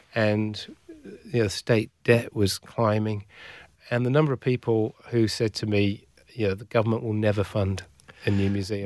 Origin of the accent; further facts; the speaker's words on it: Shropshire, West Midlands, United Kingdom; moved away as an adult; also born or lived in Northeast England / Newcastle; now in Western Australia, Australia; I grew up in, in the county of Shropshire